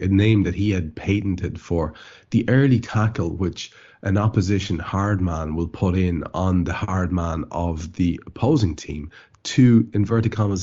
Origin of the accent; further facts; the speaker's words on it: Ireland; As an Irishman, I have a real empathy with this, because all of my family, the area in which I grew up